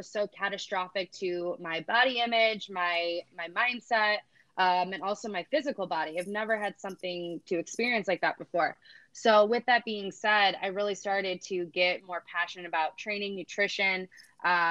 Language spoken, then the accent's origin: English; Cleveland, Ohio, United States; I am originally from Cleveland, Ohio. I grew up in a smaller town